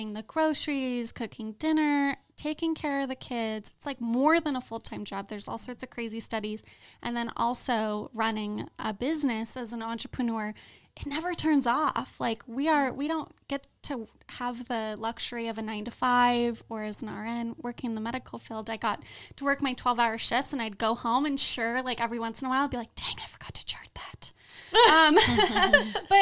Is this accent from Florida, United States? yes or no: no; Orange County, California, United States; now in Las Vegas, United States; I grew up in Orange County